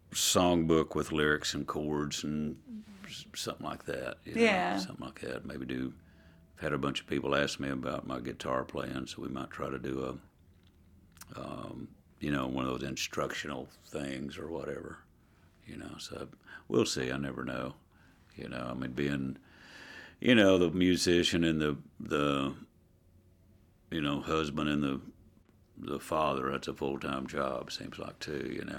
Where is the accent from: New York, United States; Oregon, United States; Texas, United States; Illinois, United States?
Texas, United States; Dallas; also born or lived in Oklahoma; when I was born in Oklahoma and we moved to Dallas